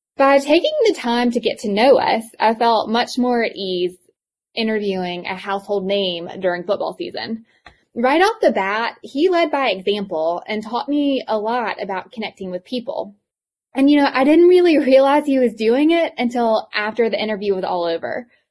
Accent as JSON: {"language": "English", "region": "Eastern North Carolina", "country": "United States", "tie": "born or raised there", "accent": "thick accent", "said": "I grew up in Eastern North Carolina, and I have such a thick accent"}